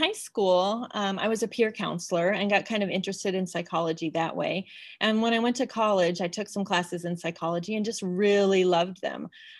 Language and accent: English; Illinois, United States; also born or lived in Colorado; now in Salt Lake City, United States; I grew up in Illinois in Colorado, and my parents are in Colorado, so we get to go back there for vacations.